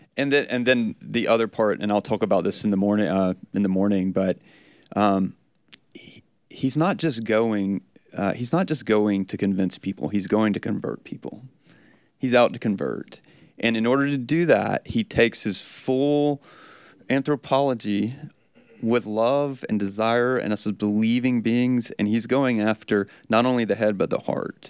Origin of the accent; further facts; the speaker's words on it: South Georgia, United States; I'm from South Georgia